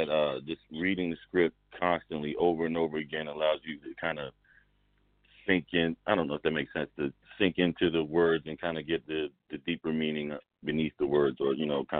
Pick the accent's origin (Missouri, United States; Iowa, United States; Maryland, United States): Maryland, United States; Baltimore; You know, I grew up in Baltimore